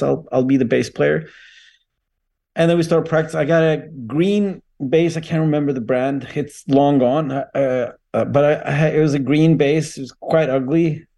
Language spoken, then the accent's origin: English; near Umeå, Västerbotten County, Sweden; I was born in Sweden, the very north of Sweden. It's a small town called Venice, outside of Umeå